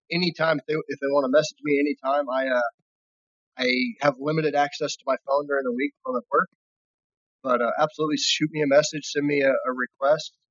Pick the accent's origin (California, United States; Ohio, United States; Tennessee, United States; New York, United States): California, United States